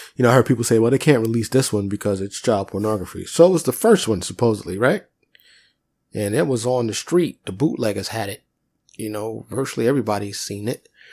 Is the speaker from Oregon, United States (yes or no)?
no; New York, United States; I grew up in New York